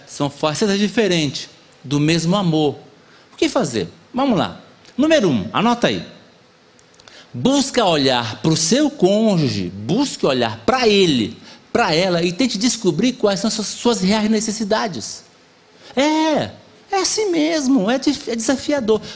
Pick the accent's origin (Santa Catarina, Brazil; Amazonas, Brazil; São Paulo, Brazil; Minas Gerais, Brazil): Amazonas, Brazil; Eu sou do Amazonas, né? E lá na minha terra tem o negócio da canoa